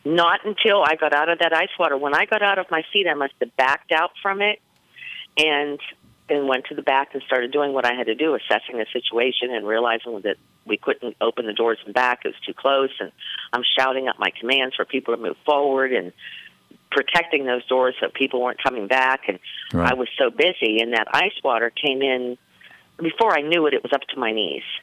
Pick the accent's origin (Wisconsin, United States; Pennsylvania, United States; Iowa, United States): Pennsylvania, United States; Pittsburgh; I'm from Pittsburgh, Pennsylvania